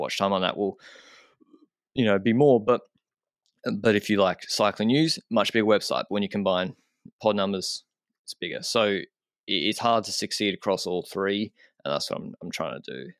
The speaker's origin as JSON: {"language": "English", "country": "Australia", "moved": "as an adult", "lives_now": "Andorra", "said": "as an Australian"}